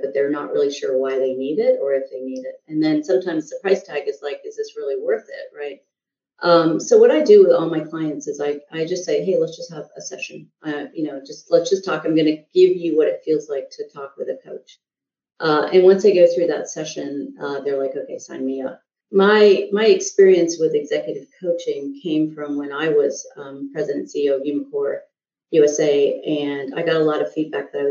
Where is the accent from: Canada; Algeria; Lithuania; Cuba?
Canada; Montreal, Quebec; also born or lived in India (ancestry) / Southern United States; now in United States; So I actually grew up in French Canada. So I grew up in Montreal